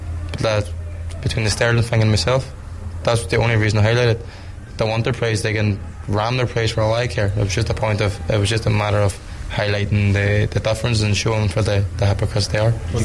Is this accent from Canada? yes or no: no; Ireland; I'm a white Irish man